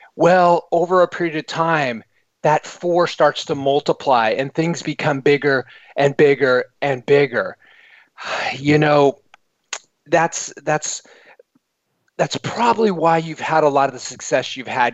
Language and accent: English; United States; as an American in the United Kingdom